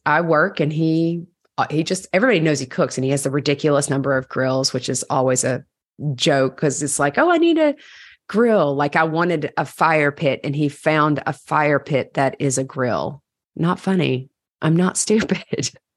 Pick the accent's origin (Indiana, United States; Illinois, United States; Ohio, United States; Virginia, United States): Virginia, United States; moved away as an adult; now in New York City, United States; Here from Virginia